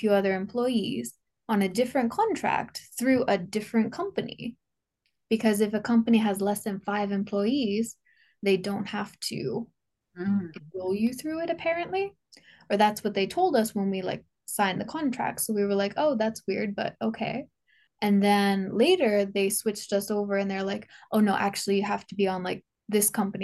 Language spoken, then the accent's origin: English; Canada; moved away as an adult; now in Japan; I'm from Canada